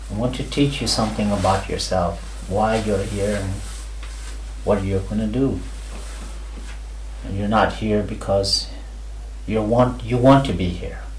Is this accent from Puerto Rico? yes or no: no; India; never mind the parts where I am an Indian.